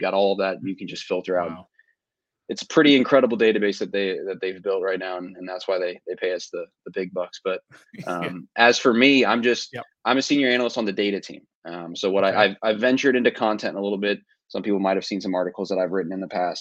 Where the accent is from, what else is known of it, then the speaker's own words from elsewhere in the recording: Northern Virginia, United States; I was born and raised in Northern Virginia. So I've been here my entire life